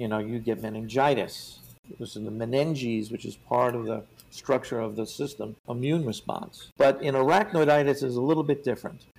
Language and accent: English; New York, United States; I'm I'm from New York